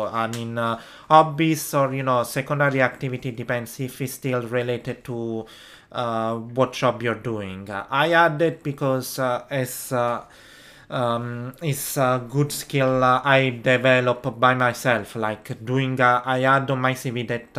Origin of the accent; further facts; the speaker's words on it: Italy; English is a second language; Be helped by someone native speaker in English, because trust, in my case that I come from Italy, I need someone who help me with the grammar